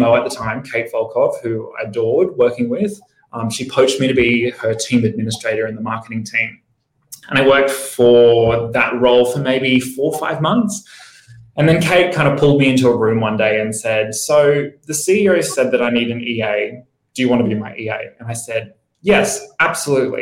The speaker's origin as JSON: {"language": "English", "town": "Brisbane", "region": "Queensland", "country": "Australia", "tie": "born or raised there", "moved": "as an adult", "lives_now": "Sydney, Australia", "said": "I grew up in Brisbane"}